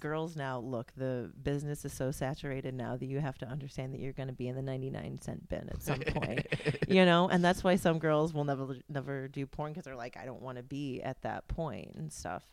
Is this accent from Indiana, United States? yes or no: yes; Indiana, United States; I was born in Indiana